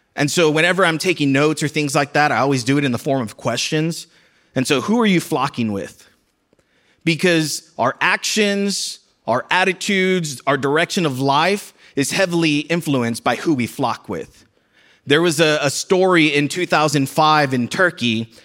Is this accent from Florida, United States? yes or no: no; South Texas, United States; moved away; I'm from a border city in South Texas